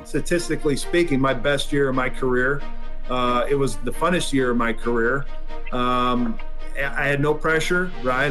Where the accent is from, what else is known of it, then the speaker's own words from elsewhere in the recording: Washington, United States; moved away; Seattle at Safeco, obviously my home state